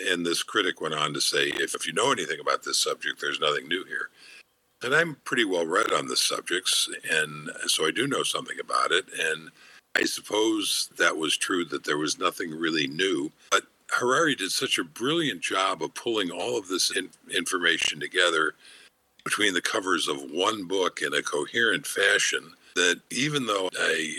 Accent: United States; growing up in the United States and living in the United States

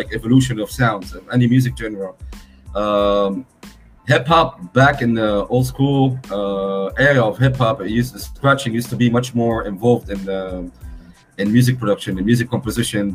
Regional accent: Beirut, Beirut Governorate, Lebanon; I'm from Lebanon, by the way, for those who don't know, Beirut

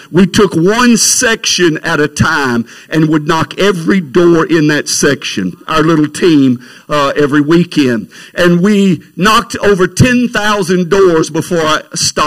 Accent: Alexandria, Louisiana, United States; now in Lafayette, United States; We were raised in Alexandria

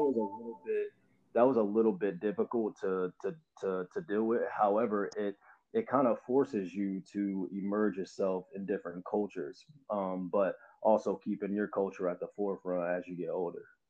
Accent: Avon, Indiana, United States; also born or lived in Louisville, Kentucky; I grew up in Avon. Um, you know, I came here from Louisville, Kentucky in second grade

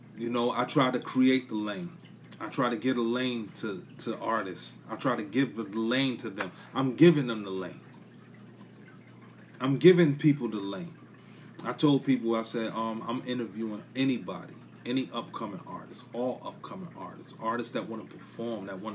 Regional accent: New York City, New York, United States; I'm from Brooklyn. I'm from NYC. I'm from BK

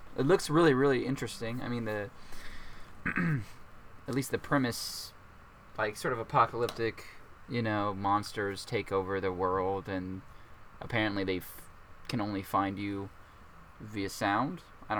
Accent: Texas, United States; moved away; I am from Texas, so very excited to go back.

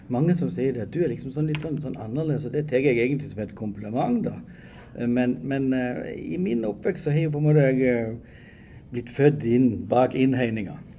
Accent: Åmot, Norway; vokste opp liksom hjemme på Åmot, nede her i ei lita gate

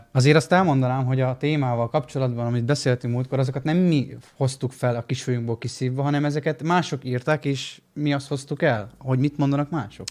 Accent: Miskolc, Borsod-Abaúj-Zemplén, Hungary

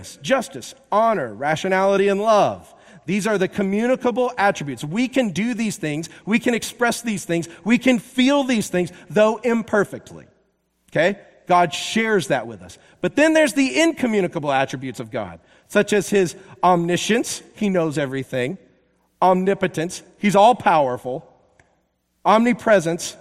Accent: the South, United States; now in Seattle, United States; I am from the South

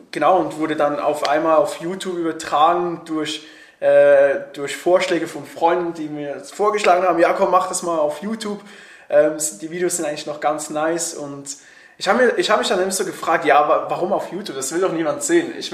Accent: Switzerland; bin Schweizer wegen dem äh, Dialekt, ne? der kann ab und zu mal ein bisschen reinschießen.

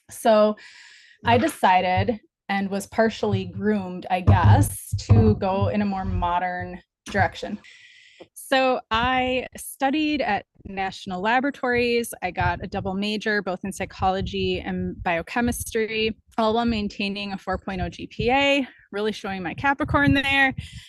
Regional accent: Midwest, United States; I was raised in the Midwest with a stable, fun childhood.

